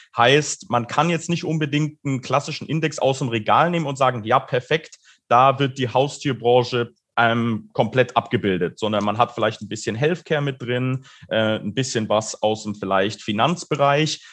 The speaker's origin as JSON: {"language": "German", "town": "Munich", "region": "Bavaria", "country": "Germany", "said": "ich komme auch ursprünglich aus München"}